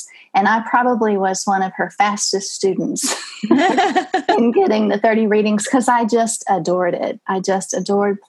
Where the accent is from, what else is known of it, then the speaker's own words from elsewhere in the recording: Texas, United States; So I'm Texan